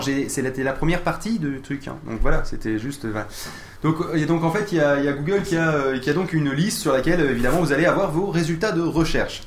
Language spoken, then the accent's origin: French; Toulouse, Occitania, France; je suis Toulousain